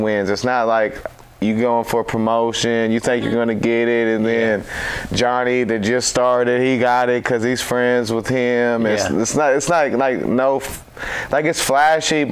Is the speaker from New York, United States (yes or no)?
no; Clarksville, Tennessee, United States; Right here in town, Clarksville. I was born in Publix over there.